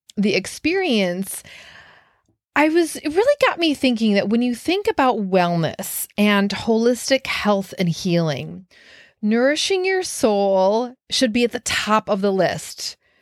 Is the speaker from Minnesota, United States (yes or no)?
yes; Minneapolis, Minnesota, United States; now in Brooklyn, United States; three of my good friends that I grew up with in Minneapolis